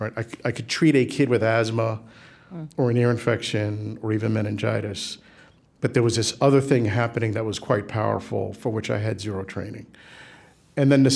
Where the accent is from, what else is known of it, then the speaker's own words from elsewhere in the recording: New York City, New York, United States; We grew up in the South Bronx at a time when it was, you know, it was a challenge